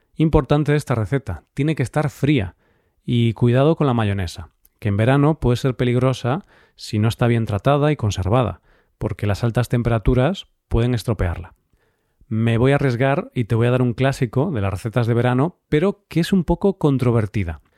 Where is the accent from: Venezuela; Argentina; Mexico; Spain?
Spain; Galicia; sobre todo en mi tierra, aunque se come también en el resto de España, es el pulpo a la gallega